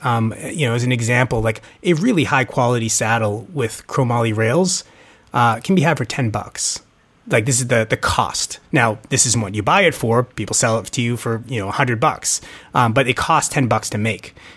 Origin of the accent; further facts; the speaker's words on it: Boston, Massachusetts, United States; moved away; I grew up in Boston